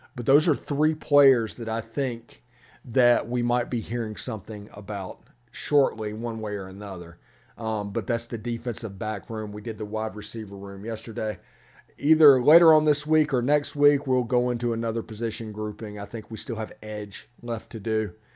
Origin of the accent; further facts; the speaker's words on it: Middle Tennessee, United States; moved away; I'm originally from Middle Tennessee, or I lived there for fifteen years